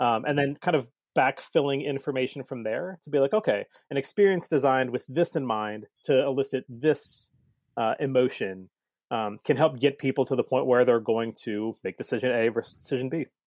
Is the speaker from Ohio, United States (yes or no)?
yes; Cincinnati, Ohio, United States; also born or lived in Saint Louis area / Colorado; I grew up here in Cincinnati